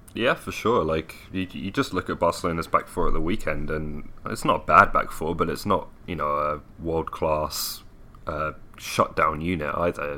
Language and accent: English; Milton Keynes, South East England, United Kingdom; my hometown of Milton Keynes